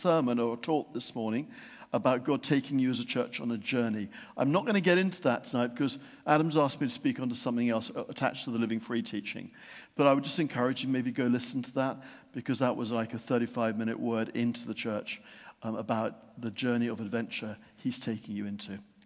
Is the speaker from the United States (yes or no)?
no; Yorkshire and the Humber, United Kingdom; When I was growing up in Yorkshire, there was one near us at a place called Menwith Hill